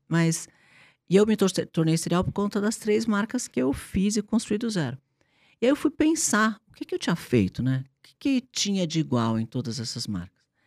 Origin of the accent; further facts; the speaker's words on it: São Paulo, Brazil; eu nasci, eu nasci eh, aqui em São Paulo